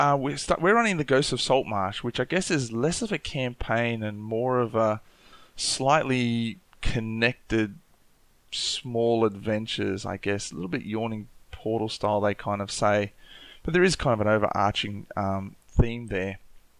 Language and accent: English; Newcastle, New South Wales, Australia; born there; also born or lived in Papua New Guinea; I was born in Awabakal Land up in Newcastle, and spent a lot of time in different countries around Australia and also overseas, and lived in Papua New Guinea for a bit.